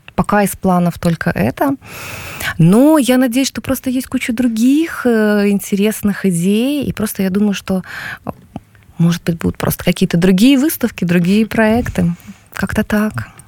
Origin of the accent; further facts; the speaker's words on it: Belarus; moved away as an adult; now in Warsaw, Poland; мы белорусы сейчас, все-таки мы в очень большой концентрации здесь сейчас